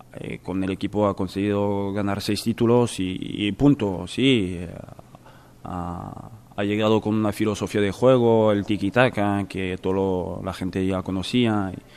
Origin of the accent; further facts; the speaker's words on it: France; moved away; en mi país y en la capital